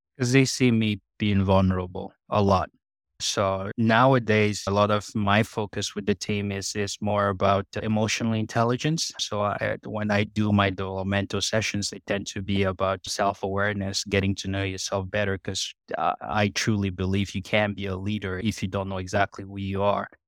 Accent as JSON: {"language": "English", "country": "Cameroon", "tie": "born or raised there", "moved": "yes", "lives_now": "Canada", "said": "I grew up in Cameroon, in Central Africa"}